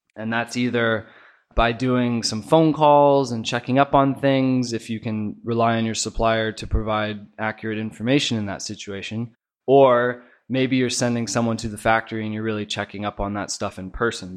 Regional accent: Oregon, United States; moved away as an adult; now in China; I'm from Oregon originally, and I've been out here in China with In Touch for the last four years

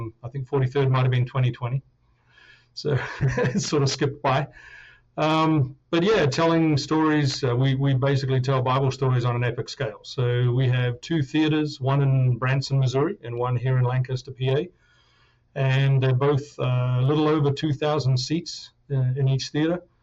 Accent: New Zealand; moved away; also born or lived in London, United Kingdom; I grew up in New Zealand

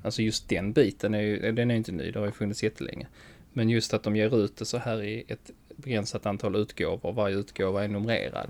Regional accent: Skåne, Sweden; accent: Skånska; min skånska

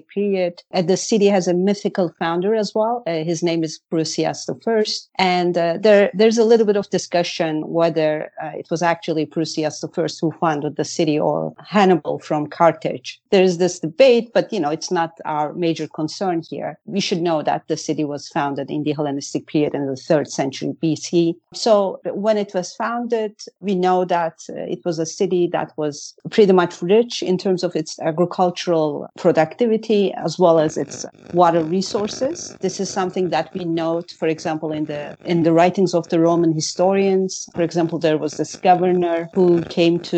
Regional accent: Malatya, Turkey; I was born and raised in Malatya

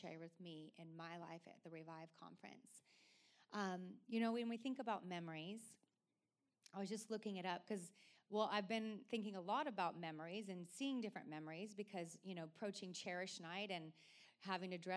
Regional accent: Oregon, United States; growing up in Oregon

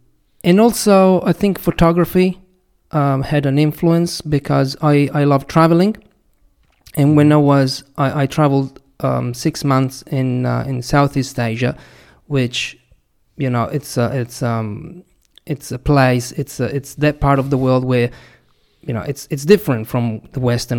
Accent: Italy; I come from Italy

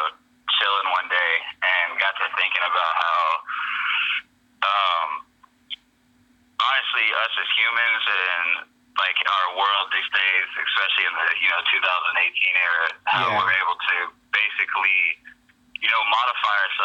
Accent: New Orleans, Louisiana, United States; moved away as an adult; now in Dallas, United States; I was born out in New Orleans, Louisiana. Moved out to Dallas, you know, not too long ago.

